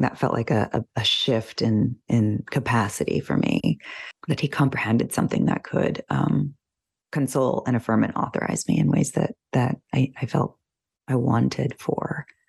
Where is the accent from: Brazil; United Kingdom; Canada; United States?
United States; somebody from this country, you know, and as an American